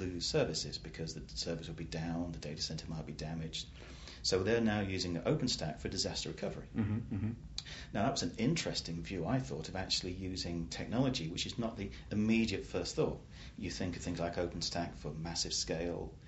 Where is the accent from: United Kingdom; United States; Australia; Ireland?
United Kingdom; England; I'm just an Englishman